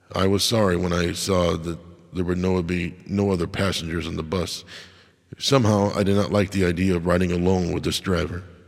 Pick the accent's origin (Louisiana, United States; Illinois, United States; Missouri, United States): Illinois, United States; Crystal Lake; I grew up in Crystal Lake